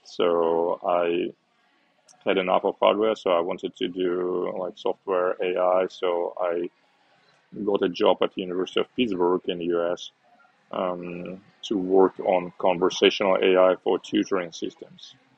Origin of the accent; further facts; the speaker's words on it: Uzbekistan; moved away as an adult; also born or lived in Moscow, Russia / Hong Kong; now in Osaka, Japan; I was born in Uzbekistan um, during the Soviet Union time still, and um, uh, after high school I studied at university in Russia in Moscow